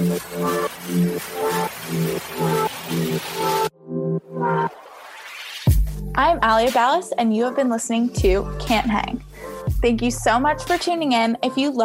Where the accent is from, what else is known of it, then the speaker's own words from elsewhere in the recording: Toronto, Ontario, Canada; Like Toronto. So yeah, I feel like we don't really have an accent here.